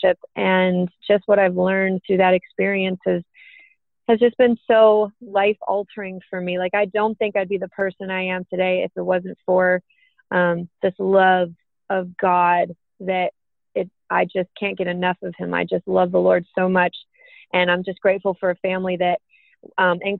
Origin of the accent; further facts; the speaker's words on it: Buffalo, New York, United States; I was born and raised in Buffalo, New York